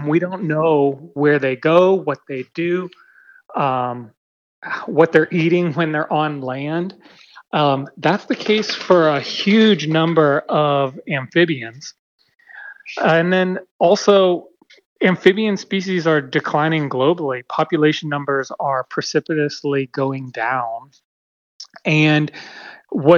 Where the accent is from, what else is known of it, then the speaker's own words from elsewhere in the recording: Western Pennsylvania, United States; now in California, United States; I grew up in Pennsylvania, Western Pennsylvania, very rural part of the state